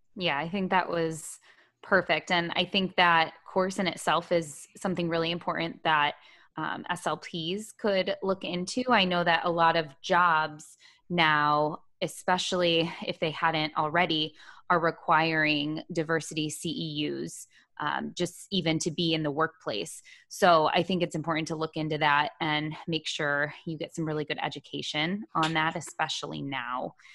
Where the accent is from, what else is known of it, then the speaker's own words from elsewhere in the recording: Toledo, Ohio, United States; moved away as an adult; now in Charlottesville, United States; I'm from Toledo, Ohio, where I was born and raised, and I spent my entire life there until just last week